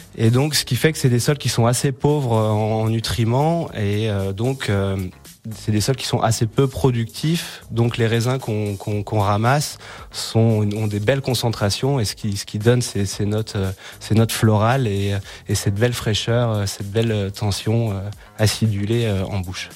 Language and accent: French; Méribel, Auvergne-Rhône-Alpes, France; moved away; also born or lived in Frangy, Haute-Savoie; je suis originaire de, de de Méribel